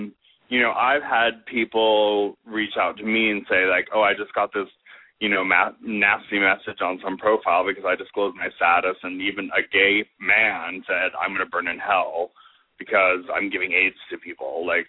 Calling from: St. Louis, Missouri, United States; Hey, Robert. … from St. Louis.

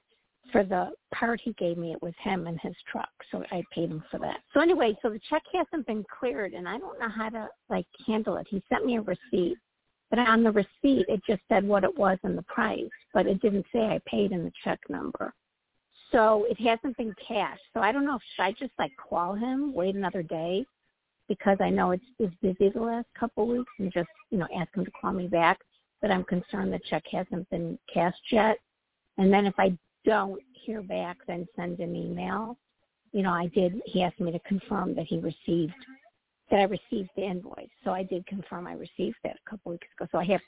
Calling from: Midwest, United States; From the Midwest.

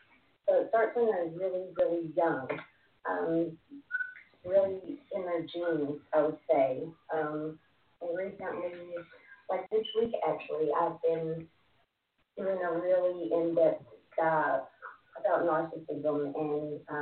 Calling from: Texas, United States; About 2.5 hours from Dallas.

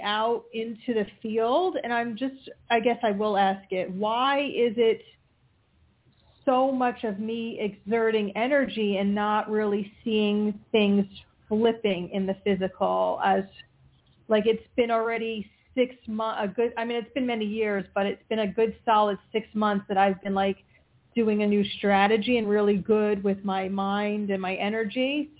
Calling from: Pennsylvania, United States; from Pennsylvania.

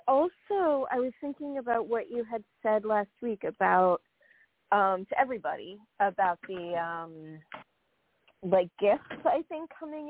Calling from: New York, United States; from New York.

